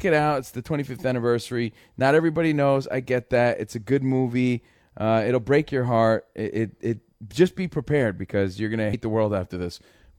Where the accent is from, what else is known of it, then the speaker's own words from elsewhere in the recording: New Jersey, United States; growing up, I was like the only Mexican kid in New Jersey.